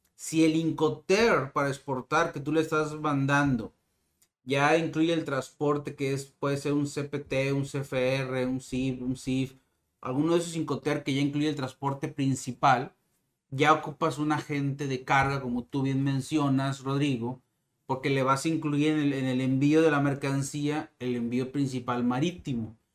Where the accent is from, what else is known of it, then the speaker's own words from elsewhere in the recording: Mexico; como mexicano